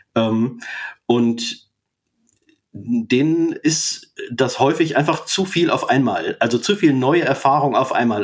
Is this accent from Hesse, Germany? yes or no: yes; near Fulda, East Hesse, Germany; moved away as an adult; now in Jena, Germany; bin ursprünglich aus Osthessen, aus der Nähe von Fulda, dort aufgewachsen und die ersten 22 Jahre meines Lebens habe ich dort verbracht